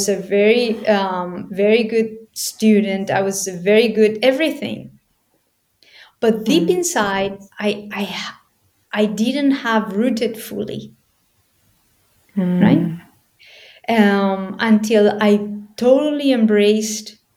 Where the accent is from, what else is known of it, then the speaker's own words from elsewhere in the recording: Spain; I was born in Spain